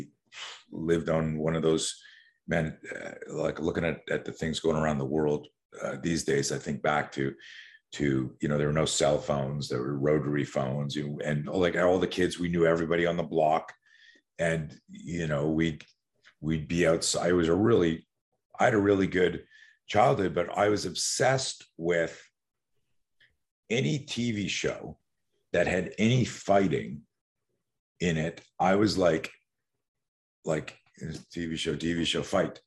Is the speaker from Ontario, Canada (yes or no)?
no; Montreal, Quebec, Canada; also born or lived in West Coast, United States; now in United States; I grew up in Montreal, Canada